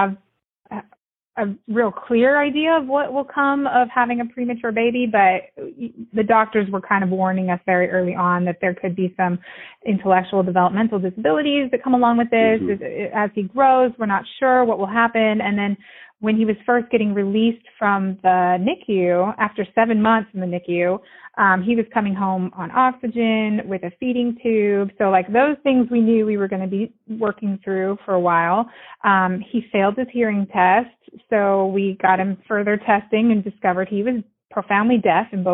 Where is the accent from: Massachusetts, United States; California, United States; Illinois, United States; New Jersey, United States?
California, United States; moved away as an adult; now in Williamson County, Tennessee, United States; I was born and raised in California, and we moved here about 4 years ago